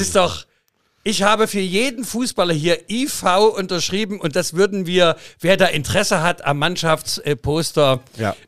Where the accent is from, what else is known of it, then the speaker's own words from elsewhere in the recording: Leipzig, Saxony, Germany; meine äh, Vaterstadt Leipzig